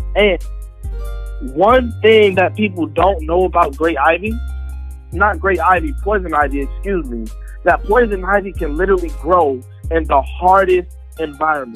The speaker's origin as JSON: {"language": "English", "town": "Atlanta", "region": "Georgia", "country": "United States", "tie": "born or raised there", "said": "I grew up in Atlanta, Georgia"}